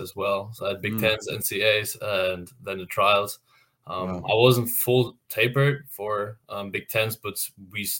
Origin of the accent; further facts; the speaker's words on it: Hamburg, Germany; moved away as an adult; now in Indiana, United States; I'm from Hamburg, Germany.